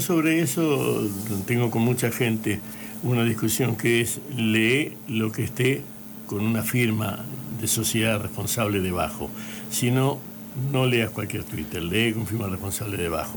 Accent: Barrancas, Santa Fe, Argentina; moved away; also born or lived in Puerto Gaboto; Yo soy nacido y criado, no, soy nacido en Barrancas

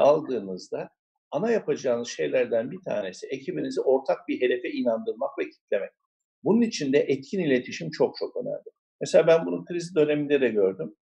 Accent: Mersin, Turkey

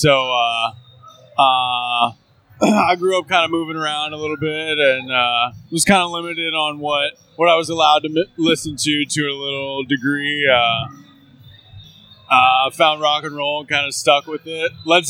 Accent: Kansas, United States; moved away as an adult; now in Texas, United States; I'm originally a Kansas boy.

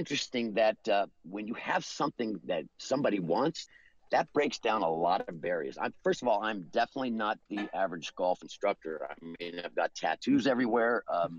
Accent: Los Angeles, California, United States; Well, I'm originally from Los Angeles

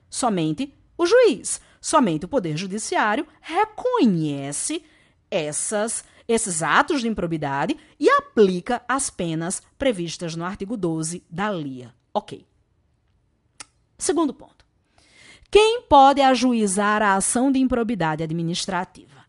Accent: Natal, Rio Grande do Norte, Brazil; accent: Natal accent; Eu sou do Nordeste, esse sotaque é lá de Natal e a gente fala mangá

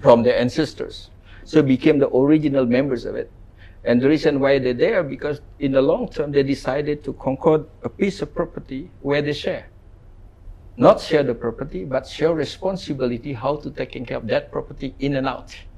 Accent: Ubud, Bali, Indonesia; I grew up in Ubud. Mm. Uh, no shoes, no asphalt road.

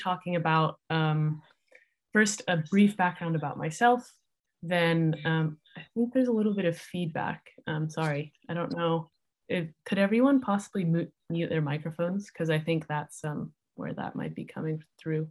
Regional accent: Salt Lake City, Utah, United States; moved away; also born or lived in San Francisco Bay Area, California / Davis, California; So I grew up in Salt Lake City, Utah, and kind of near San Francisco, California

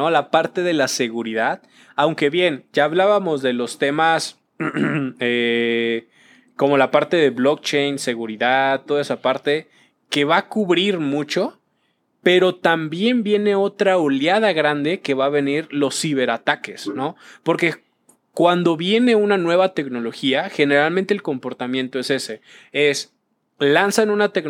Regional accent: Venezuela; Cambiando un poquito y ya, soy de Venezuela, ¿no? Pero justamente este tema va a llegar al metaverso en el hecho

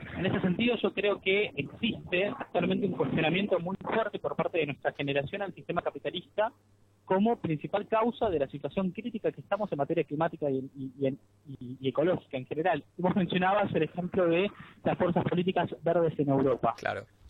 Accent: Argentina; al ser de Argentina, al insertarme en un marco latinoamericano de militancia

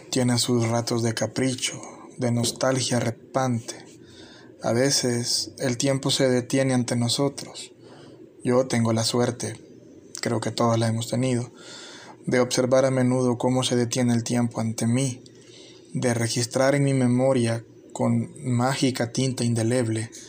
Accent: El Salvador; Es la descripción que como salvadoreño hago de un momento que me impactó.

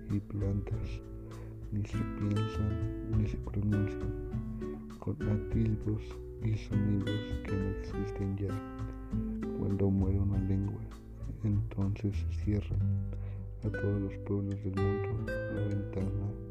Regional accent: Mexico; Soy de la comunidad de Santa María del Huapan.

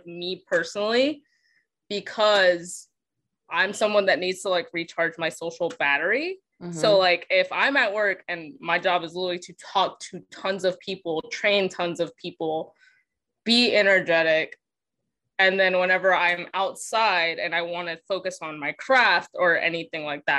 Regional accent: the American South, United States; accent: Southern; me and Jess are Southern

